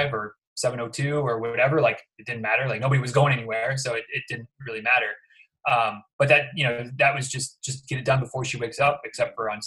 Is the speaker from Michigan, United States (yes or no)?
yes; Michigan, United States; moved away as an adult; now in Florida, United States; I'm from Michigan originally